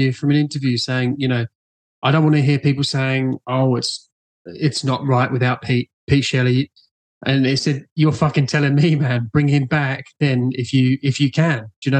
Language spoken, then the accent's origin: English; Brighton, South East England, United Kingdom; I'm from Brighton, England